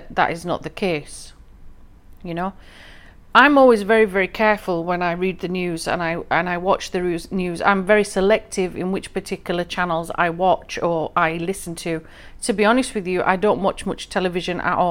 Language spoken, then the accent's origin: English; England, United Kingdom; I'm from England personally, but my ethnic roots, my family hereditary roots, are from the northwest frontier of Pakistan, Afghanistan